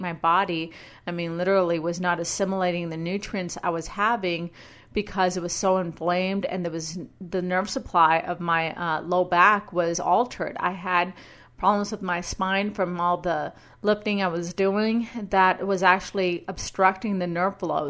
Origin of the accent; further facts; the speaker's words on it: Brownsville, Texas, United States; moved away as an adult; also born or lived in San Antonio; now in Boise, United States; my hometown of Brownsville